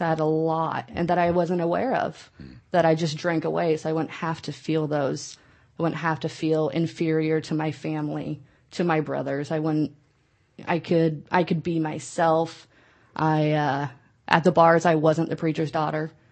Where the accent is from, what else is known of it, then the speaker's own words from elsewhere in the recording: Nebraska, United States; moved away as an adult; now in California, United States; I am from the Midwest, from Nebraska